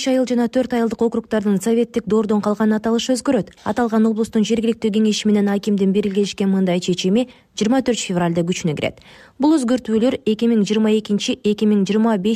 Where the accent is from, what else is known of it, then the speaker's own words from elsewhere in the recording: Mezhdurechensk, Kazakhstan; бул жерде төрөлүп өстүм междуреченск бойдон эле калат менин чоң ата чоң энемдин ушул жерде эмгеги сиңген